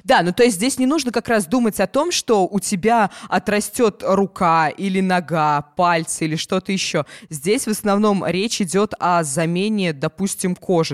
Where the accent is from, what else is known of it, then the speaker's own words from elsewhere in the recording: Ulyanovsk, Ulyanovsk Oblast, Russia; У нас в Ульяновске